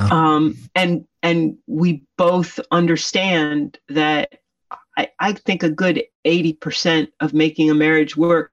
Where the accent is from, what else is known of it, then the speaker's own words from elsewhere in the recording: Poughkeepsie, New York, United States; moved away as an adult; we grew up in Poughkeepsie, New York, in a ordinary suburban raised ranch on a third of an acre